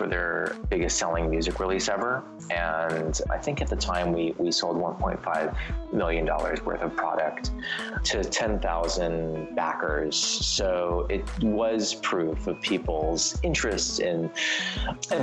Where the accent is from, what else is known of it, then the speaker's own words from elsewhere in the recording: Los Angeles, California, United States; I grew up like right before the Beverly, right near the Beverly Center